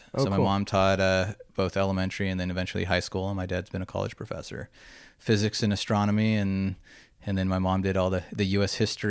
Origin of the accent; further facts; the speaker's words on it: Huntington Beach, California, United States; moved away as an adult; also born or lived in Dana Point / Tucson / Los Angeles; So I'm from Orange County, just an hour and 20 minutes north. Grew up in Huntington Beach and then Dana Point, and went away for school for 4 years in Arizona, University of Arizona, so down in Tucson.